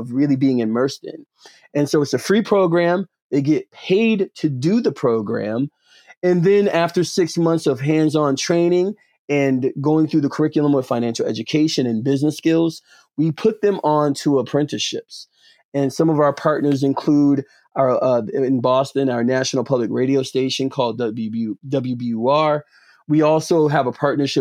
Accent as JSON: {"language": "English", "town": "Atlanta", "region": "Georgia", "country": "United States", "moved": "as an adult", "lives_now": "Cambridge, United States", "said": "I'm originally from Atlanta, Georgia"}